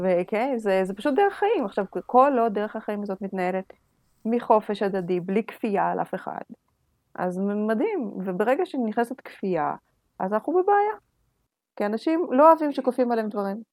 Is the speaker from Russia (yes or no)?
yes; Russia; now in Israel; בתור רוסייה צריכה את שקט שלי